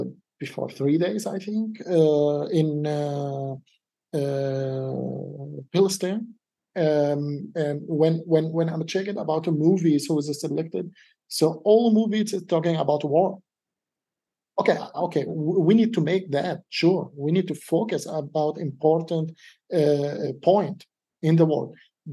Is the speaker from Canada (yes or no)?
no; Denmark; English is a second language; Like I'm from Denmark, but I came from Syrian background.